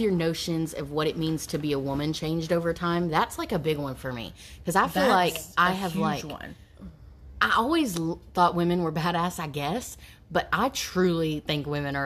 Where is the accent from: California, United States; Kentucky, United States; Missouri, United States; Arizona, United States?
Kentucky, United States; Morehead; now in Lexington, United States; we're from Moorhead.